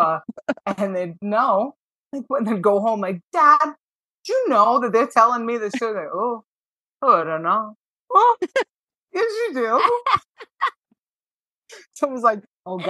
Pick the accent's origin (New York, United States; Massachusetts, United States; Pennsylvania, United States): Massachusetts, United States; Fall River; I'm from Fall River. I talk like this